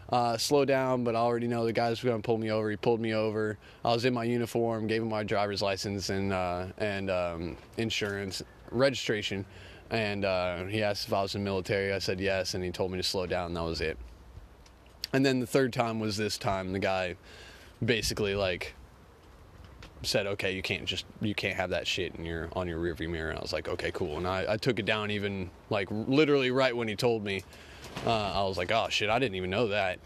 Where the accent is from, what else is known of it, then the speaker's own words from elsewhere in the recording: Oklahoma, United States; I'm from Oklahoma.